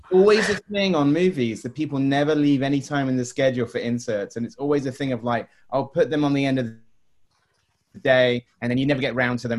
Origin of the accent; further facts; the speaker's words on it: Swanage, South West England, United Kingdom; I am actually from the coast myself. I, bought, I was, grew up in Swanage